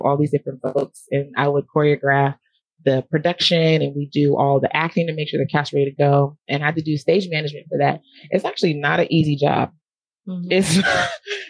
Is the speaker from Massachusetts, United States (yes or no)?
no; Southern California, United States; now in Sacramento, United States; I'm in Sacramento. I grew up in Southern California, and I'm in Sacramento right now.